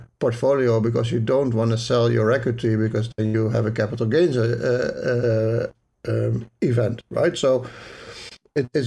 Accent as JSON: {"language": "English", "country": "Netherlands", "accent": "Dutch", "said": "my Dutch accent"}